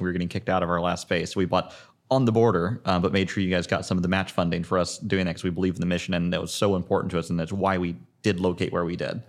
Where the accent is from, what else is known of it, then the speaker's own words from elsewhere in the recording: Zionsville, Indiana, United States; I'm Indianapolis native, born and raised in Zionsville